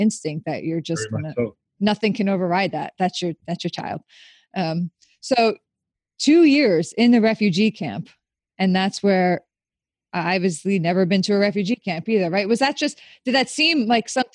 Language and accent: English; New York, United States; I'm from New York in the country